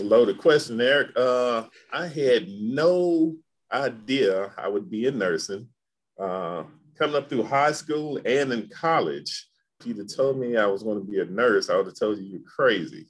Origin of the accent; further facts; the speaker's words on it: Memphis, Tennessee, United States; growing up in Memphis, we, I didn't have a lot of Greek influence